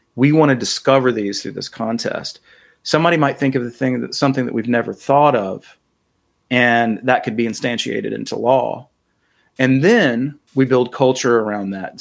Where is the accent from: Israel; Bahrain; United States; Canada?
United States; North Carolina; I'm from North Carolina